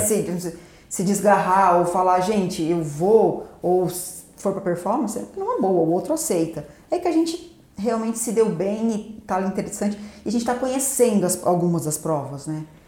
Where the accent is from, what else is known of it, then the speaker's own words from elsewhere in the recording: Paraguaçu Paulista, São Paulo, Brazil; also born or lived in Londrina; sou aqui de Paraguaçu Paulista mesmo, nascida em Londrina, mas como a família da materna daqui, então eu praticamente cresci aqui em Paraguaçu.